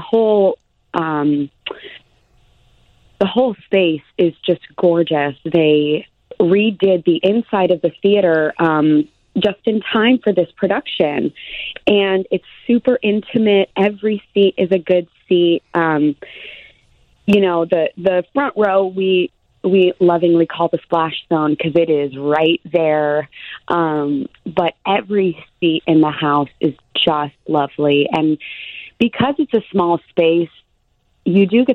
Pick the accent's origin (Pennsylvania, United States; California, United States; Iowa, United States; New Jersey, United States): California, United States; moved away as an adult; also born or lived in Los Angeles / New York; now in Chicago, United States; I'm from California